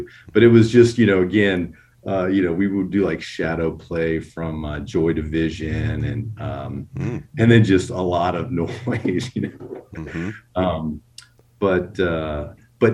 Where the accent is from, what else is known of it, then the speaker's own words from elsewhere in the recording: Alexandria, Virginia, United States; also born or lived in Kansas / Missouri / Oklahoma; I was born in Alexandria, Virginia, and I graduated high school there. So that's kind of that bookended my, you know, my early years. But I spent a lot of time out in the Midwest in Kansas, Missouri, Oklahoma when I was growing up.